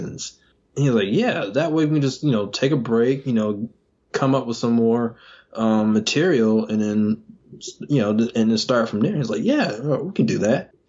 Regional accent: Georgia, United States; moved away as an adult; now in North Carolina, United States; I was originally from Georgia, and me and my wife, we moved up here in North Carolina

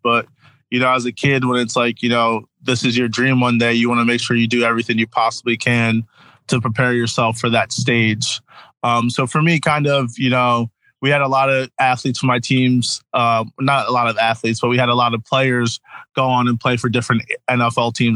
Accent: New Jersey, United States; also born or lived in Connecticut; I'm from New Jersey, South Jersey or SJ

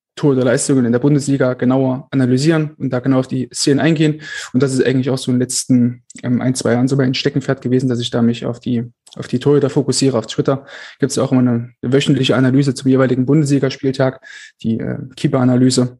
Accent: Altenburg, Thuringia, Germany; also born or lived in Erfurt; also ich komme aus, aus Altenburg, einem kleinen Dorf von Altenburg, das ist ja so Ostthüringen, der letzte Zipfel dort

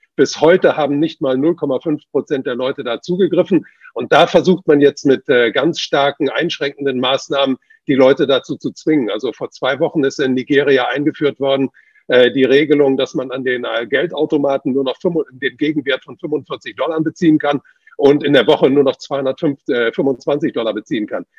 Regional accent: China; moved away; ich bin ja in China geboren.

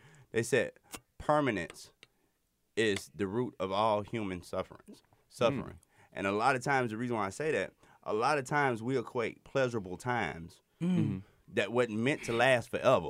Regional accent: Alabama, United States; And I'm from Alabama.

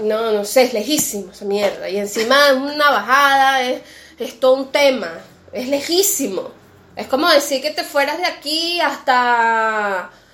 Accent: Venezuela; now in Argentina; de venezolanos

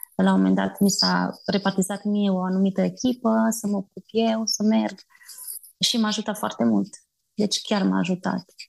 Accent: Bistrița, Bistrița-Năsăud, Romania; moved away as an adult; now in Rubuguri, Uganda; provin din Bistrița, dintr-o familie simplă, obișnuită

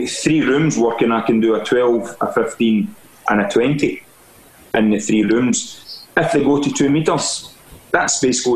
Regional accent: Stevenston, Scotland, United Kingdom; moved away as an adult; also born or lived in Irvine / France / London; I'm from Ayrshire, Stevenson originally, and I worked in Irvine, and then I went to France. From France, I went to London.

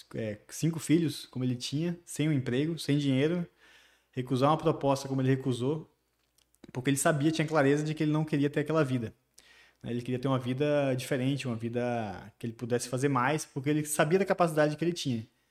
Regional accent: Barreiras, Bahia, Brazil; also born or lived in Salvador / Brasília; E eu vivi minha infância toda aqui em Barreiras

